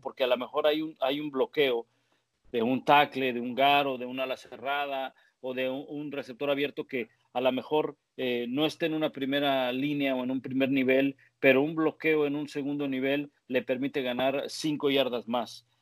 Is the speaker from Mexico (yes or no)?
yes; Mexico; now in New England, United States